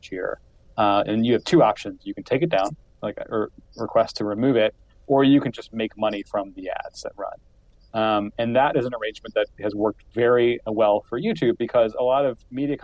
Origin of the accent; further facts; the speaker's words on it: Columbus, Ohio, United States; also born or lived in Wooster, Ohio / Chicago, Illinois; I'm from Columbus, Ohio.